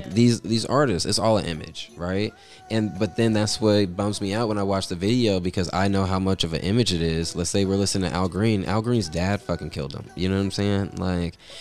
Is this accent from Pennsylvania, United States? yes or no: no; Atlanta, Georgia, United States; I'm still from Atlanta, Georgia.